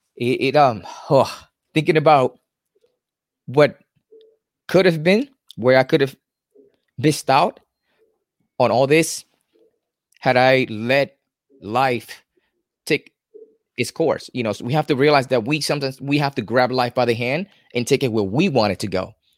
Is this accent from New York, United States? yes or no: yes; New York City, New York, United States; moved away as an adult; now in Florida, United States; I'm originally from New York City